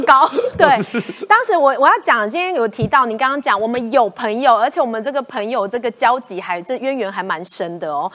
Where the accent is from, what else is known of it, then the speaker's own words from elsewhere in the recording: Taiwan; 所以我就觉得我们台湾人要有就是莫大的智慧来面对这件事情啊